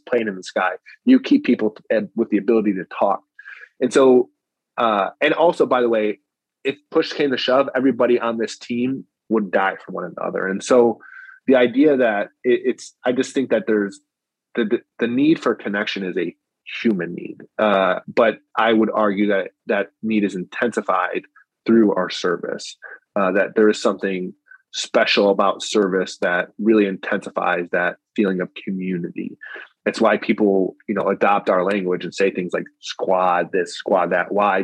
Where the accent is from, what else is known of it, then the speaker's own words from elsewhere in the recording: United States; as an American, I'm proud